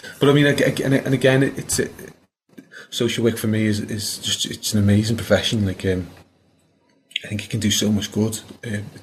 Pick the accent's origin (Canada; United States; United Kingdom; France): United Kingdom; Liverpool, North West England; moved away as an adult; also born or lived in St Helena; when I was growing up in Liverpool in the '80s, always out on the estate